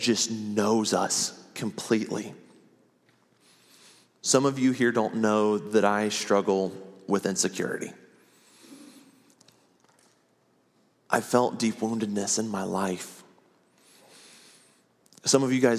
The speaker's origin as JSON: {"language": "English", "region": "Ohio", "country": "United States", "tie": "born or raised there", "moved": "as an adult", "lives_now": "Oklahoma City, United States", "said": "we moved our family to Ohio. I ended up spending 26 years there"}